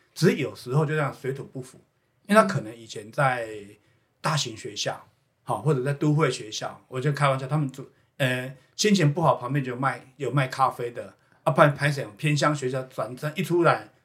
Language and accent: Chinese; Houtong mining area, New Taipei, Taiwan; 我自己本身小时候就是在侯统矿区侯统长大的哦。好，然后回来教授叫瑞芳国小